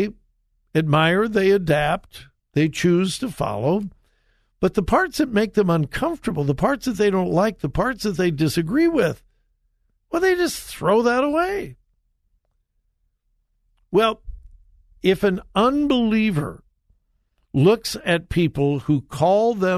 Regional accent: Compton, California, United States; I grew up in Southern California, went to high school in Compton, California

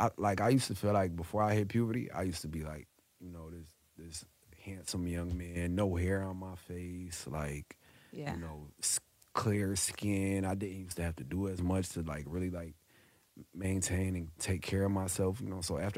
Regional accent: North Carolina, United States; It was in North Carolina, in my hometown.

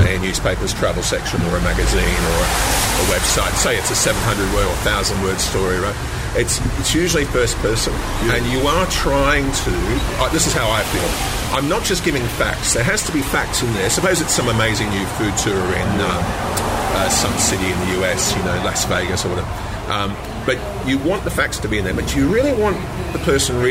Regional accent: Perth, Western Australia, Australia; moved away; I grew up here in Perth, or I was here as a teenager.

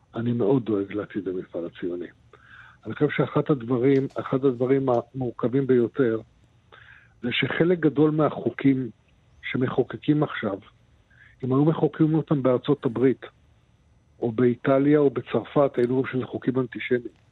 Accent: Israel; אני נולדתי פה, אני אשאר פה ואני אסיים את חיי פה

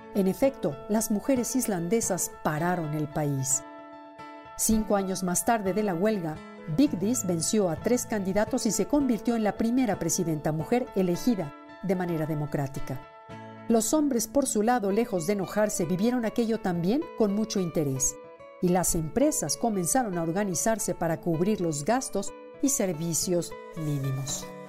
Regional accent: Mexico; en nuestro país

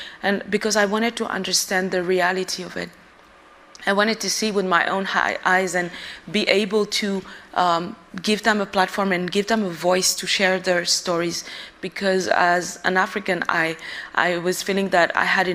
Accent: Bamako, Mali; I was born and I grew up in the capital of Mali

